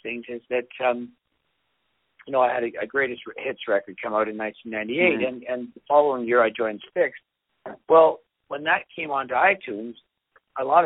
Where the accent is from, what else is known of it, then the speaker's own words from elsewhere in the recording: Toronto, Ontario, Canada; also born or lived in Scotland; We lived in Scotland for a short time. Just as a little kid, and then came to. I think my dad's initial idea was he'd go to Canada for a little bit, and then make his way into the U.S. But he really fell in love with Toronto, and that became our home, and it's still where I live